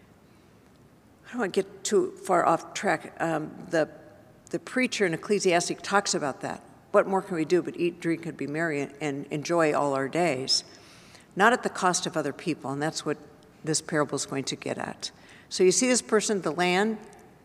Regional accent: Santa Barbara, California, United States; I was raised in Santa Barbara

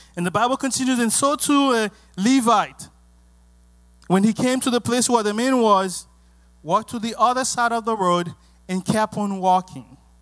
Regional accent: Haiti; English is a second language; moved away; also born or lived in Miami, United States; growing up in Haiti

